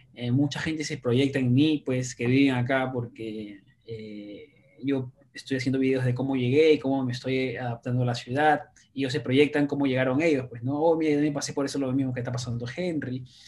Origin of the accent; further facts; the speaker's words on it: Lima, Peru; now in New York City, United States; soy peruano de nacimiento, limeño